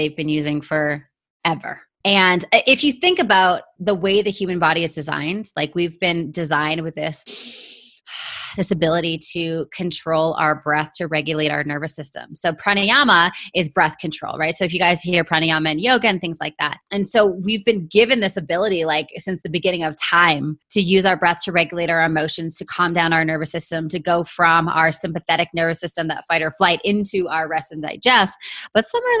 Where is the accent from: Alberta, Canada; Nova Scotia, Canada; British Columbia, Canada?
British Columbia, Canada; Vancouver; moved away as an adult; now in San Diego, United States; I'm originally from Vancouver, Canada. So I'm born and raised in Canada